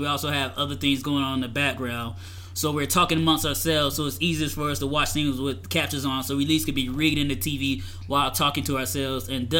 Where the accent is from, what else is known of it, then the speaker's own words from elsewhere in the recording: the South, United States; since I'm from the South, I'm going to be a Southern gentleman